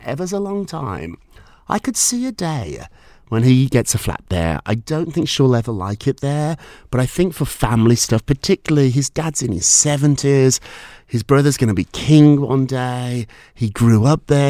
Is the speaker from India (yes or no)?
no; United Kingdom; moved away as an adult; now in New York, United States